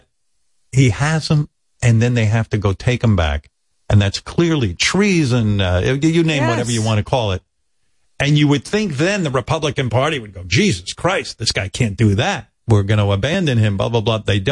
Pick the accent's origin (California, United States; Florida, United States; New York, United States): New York, United States; Long Island; when I was a boy growing up on Long Island